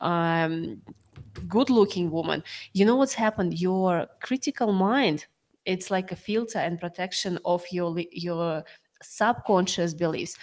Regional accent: Sakhalin Oblast, Russia; moved away; I was born in Sakhalin

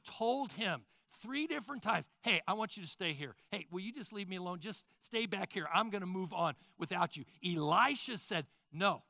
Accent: Sugar Creek, Missouri, United States; I grew up in Sugar Creek, Missouri

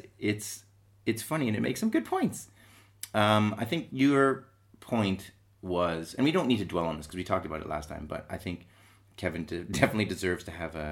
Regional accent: Manchester, North West England, United Kingdom; I'm from South Manchester. I live in South Manchester

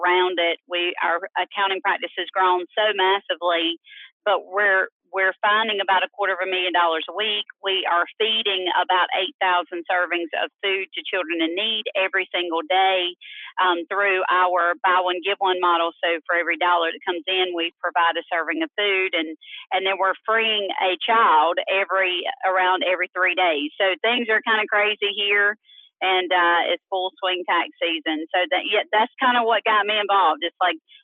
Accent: Myrtle Beach, South Carolina, United States; now in Greenville, United States; I'm from Myrtle Beach originally, South Carolina

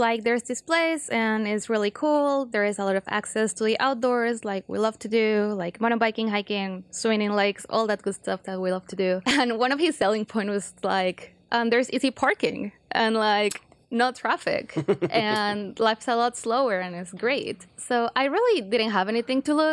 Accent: Colombia; English is a second language; moved away as an adult; also born or lived in California; now in Northwest Arkansas, United States; I'm originally from Colombia, South America

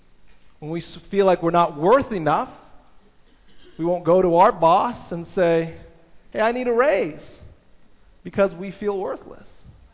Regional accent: Toronto, Ontario, Canada; also born or lived in United States; I grew up in the States and in Toronto

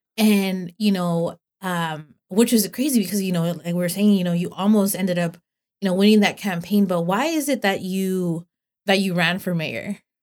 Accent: Los Banos, California, United States; I'm from Los Vanos

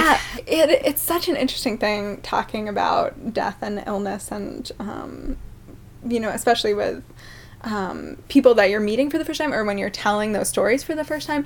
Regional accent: northern Maine, United States; also born or lived in Blue Hill, Maine; I was born in Blue Hill, but then we moved up to the unorganized territories

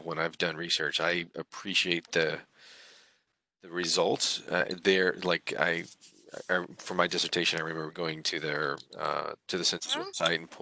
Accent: Nebraska, United States; mothers from Kentucky, Appalachia, dad is from South Texas, and I was born in Nebraska

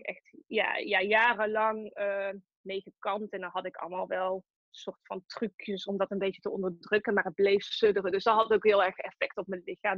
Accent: Tilburg, North Brabant, Netherlands; Ik kom uit Tilburg, dat hoor je misschien ook wel.

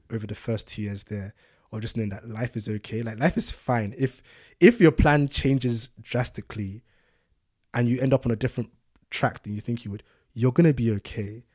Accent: London, United Kingdom; also born or lived in Ibadan, Nigeria; I was born in Nigeria, Ibadan, and moved to London when I was six

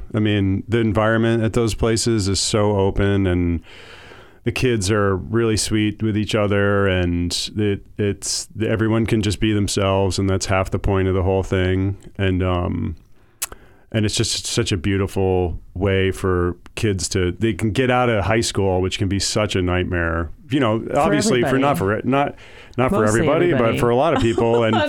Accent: Andover, Massachusetts, United States; moved away as an adult; also born or lived in Amherst, Massachusetts; I grew up in Andover, Mass.

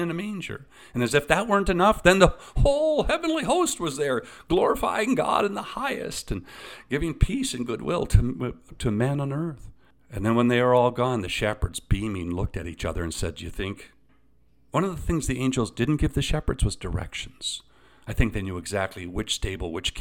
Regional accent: Eastern Ontario, Canada; I grew up in Eastern Ontario.

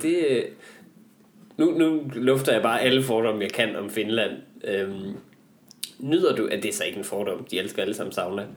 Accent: Northwest Jutland, Central Denmark Region, Denmark; vi er jo begge to fra øh, Vestjylland. Ja. Jeg, jeg er fra Nord, Nordvestjylland

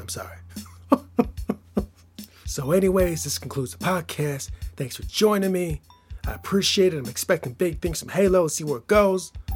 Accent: Michigan, United States; I'm from Michigan

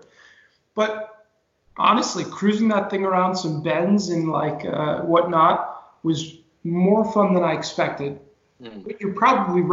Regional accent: New York area, United States; moved away as an adult; also born or lived in New England; now in Monterrey, Mexico; I live in Monterrey, Mexico, and I'm originally from the New York area

